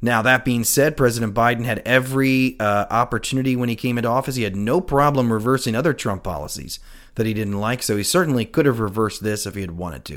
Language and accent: English; United States; as an American